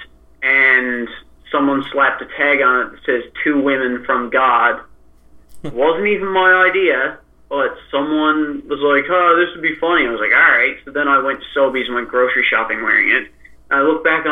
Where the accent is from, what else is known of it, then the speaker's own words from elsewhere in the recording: Newfoundland and Labrador, Canada; Growing up in Newfoundland